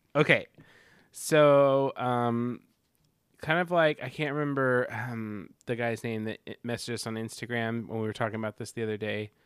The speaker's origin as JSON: {"language": "English", "region": "Arkansas", "country": "United States", "said": "We're illiterate hillbillies from Arkansas"}